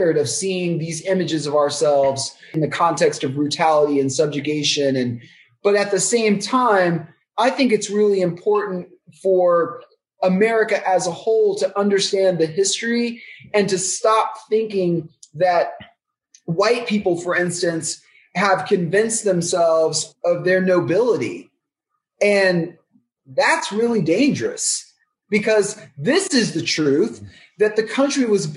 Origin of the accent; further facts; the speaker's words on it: Texas, United States; I'm Black from Texas